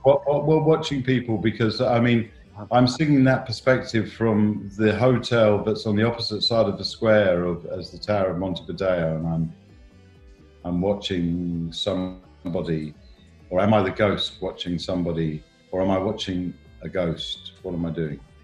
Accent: England, United Kingdom; also born or lived in Iceland; I haven't lost my own identity. I'm still English

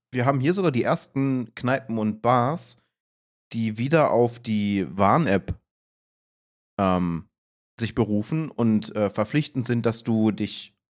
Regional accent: Berlin, Germany; Und das ich bin Urberliner.

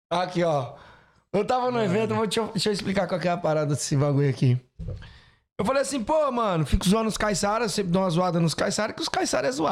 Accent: Rio de Janeiro, Brazil; also born or lived in Ceará; Sou, nasci no Ceará. Então eu sou de cidade litorânea. E eu fui pro Rio de Janeiro, cresci no Rio de Janeiro

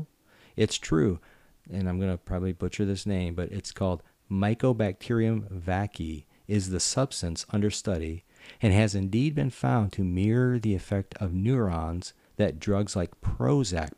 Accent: Michigan, United States; growing up in Michigan

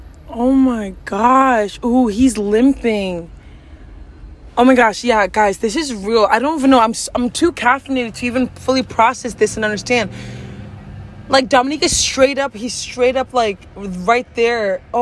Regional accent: Cameroon; Okay. I'm the from Cameroon in your place

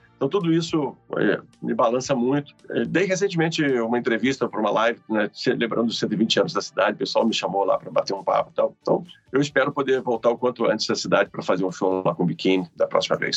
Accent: Ituiutaba, Minas Gerais, Brazil; now in Rio de Janeiro, Brazil; sou mineiro de Ituiutaba

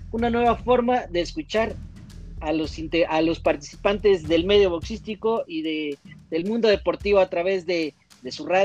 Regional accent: Puerto Rico; Yo soy boricua

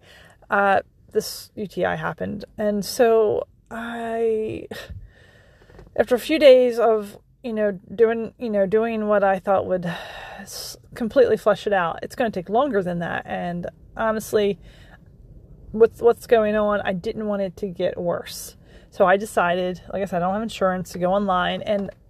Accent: Maryland, United States; moved away as an adult; now in Pennsylvania, United States; I grew up in Maryland.

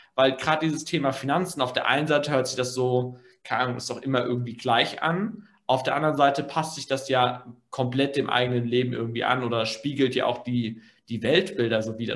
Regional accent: Germany; bei uns in Deutschland

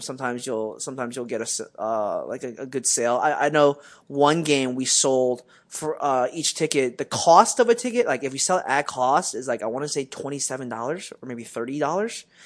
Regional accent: Westchester, United States; growing up in Westchester

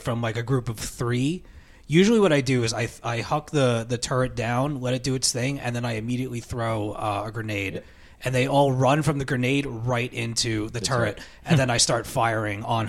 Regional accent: New York, United States; we're from New York

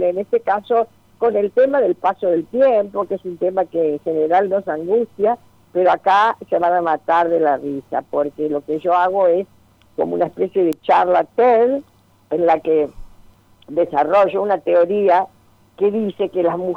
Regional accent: Uruguay; yo soy uruguaya, como recordarás.

